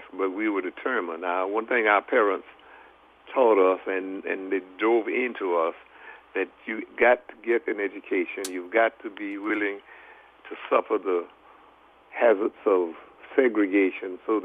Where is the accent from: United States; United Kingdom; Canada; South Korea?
United States; Marion, South Carolina; moved away as an adult; also born or lived in Sumter, South Carolina; now in Philadelphia, United States; I was born and raised in Marion, South Carolina, 1932, July the 24th